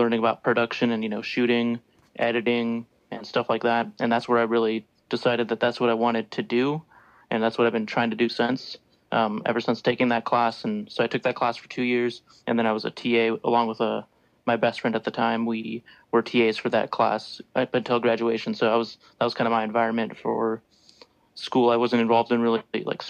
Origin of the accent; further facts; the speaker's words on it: California, United States; moved away as an adult; also born or lived in Mexico / Washington / Colorado / Ohio; now in Idaho, United States; settled in California for a bit. So I was there from third grade up until graduation. So I consider that my home state since that's where I did most of my school and graduation. So I grew up there